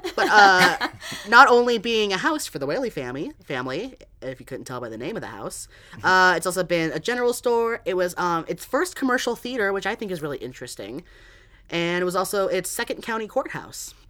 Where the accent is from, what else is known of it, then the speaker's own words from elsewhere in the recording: San Diego, California, United States; I'm from San Diego